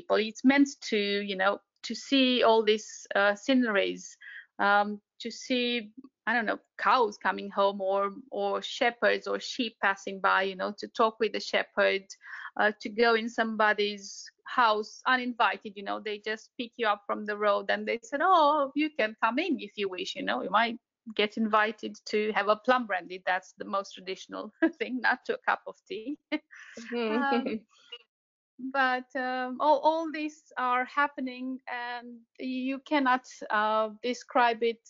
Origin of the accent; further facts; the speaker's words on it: central east Romania, Romania; I'm from Romania, yes. Did my school here, and yeah, born and raised.